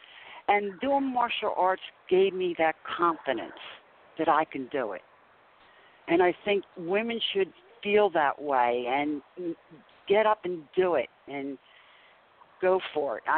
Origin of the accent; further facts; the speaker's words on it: Philadelphia, Pennsylvania, United States; now in South Jersey, United States; I'm originally from South Philadelphia, and when I moved here to South Jersey